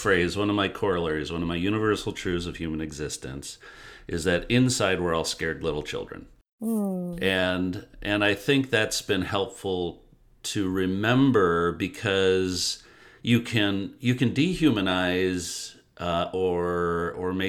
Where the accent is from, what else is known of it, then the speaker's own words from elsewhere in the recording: Detroit, Michigan, United States; I grew up in Detroit